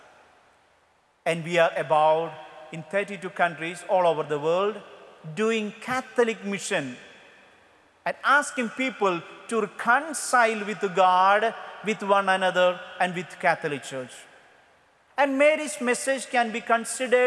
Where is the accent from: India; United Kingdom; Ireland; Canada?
India; English is a second language; I am from India.